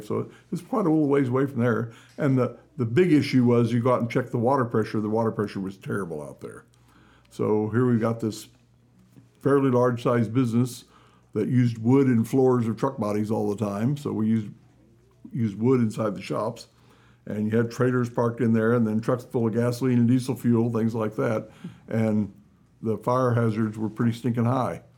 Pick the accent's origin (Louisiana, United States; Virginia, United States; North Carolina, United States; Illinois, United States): Illinois, United States; Carlinville; also born or lived in Alton, Illinois / Springfield, Illinois; I was born in Alton, Illinois, about ah. 30 miles, 35 miles south of Carlinville